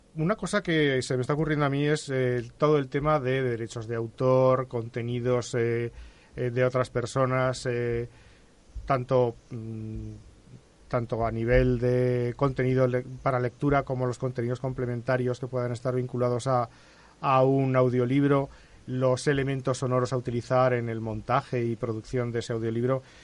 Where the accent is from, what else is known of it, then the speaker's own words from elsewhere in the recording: Spain; por ser de esta parte del océano